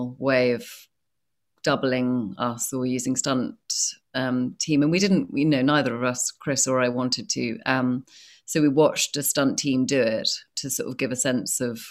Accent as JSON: {"language": "English", "country": "United Kingdom", "said": "I'm British"}